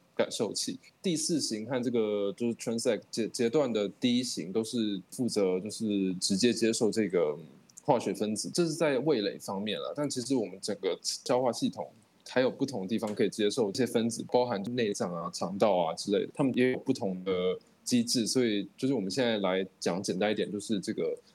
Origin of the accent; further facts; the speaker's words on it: Tainan, Taiwan; 我们台台南人的饮食习惯